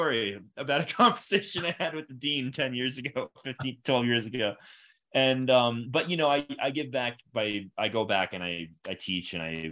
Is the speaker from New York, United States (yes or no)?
no; Florida, United States; moved away as an adult; also born or lived in Atlanta / Connecticut / Seattle; now in Denver, United States; I grew up in Florida